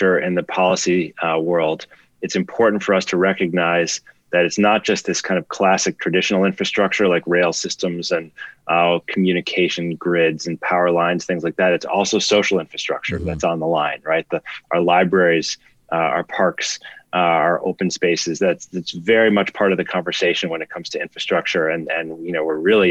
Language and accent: English; Chicago, Illinois, United States; now in New York, United States; I grew up in Chicago